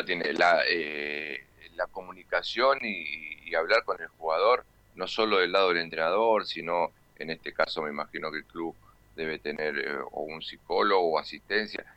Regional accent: Argentina; como argentino

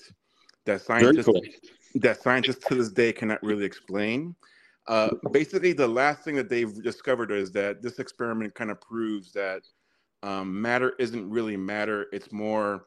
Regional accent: New York City, New York, United States; moved away as an adult; now in Arizona, United States; I'm originally from New York City, born and raised in Harlem

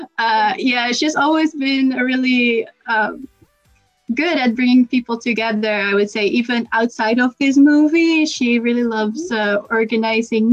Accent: Netherlands; I'm from the Netherlands.

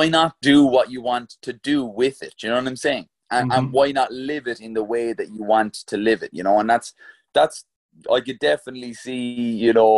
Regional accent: Glanmire, Munster, Ireland; also born or lived in Mayfield, Cork; when I was about 6 years old, we moved from Mayfield, where I was literally like, there was 30 houses on a row of houses inside of our estate on one side and 30 on the other side.

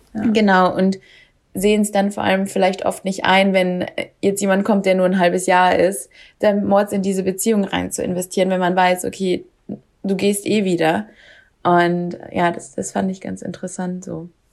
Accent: Germany; now in Sweden; als Deutsche

